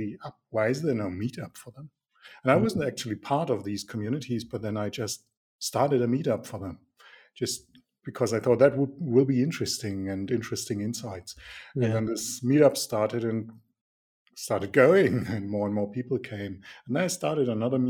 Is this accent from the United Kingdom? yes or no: no; Nuremberg, Bavaria, Germany; I'm from Nuremberg